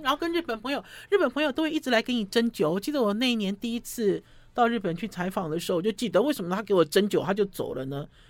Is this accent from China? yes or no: no; Taiwan; 我是从台湾来的